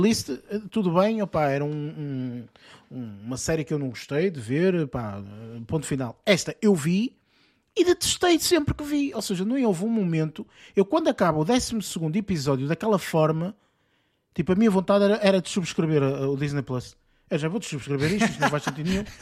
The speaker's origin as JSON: {"language": "Portuguese", "country": "Portugal", "said": "nós sendo portugueses"}